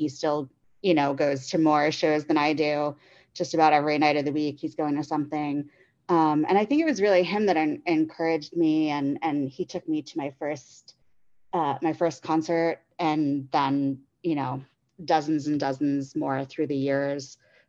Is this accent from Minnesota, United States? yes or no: no; Staten Island, New York, United States; now in Chicago, United States; I'm originally from the East Coast, not far from … land. I grew up on Staten Island, and now I live in Chicago.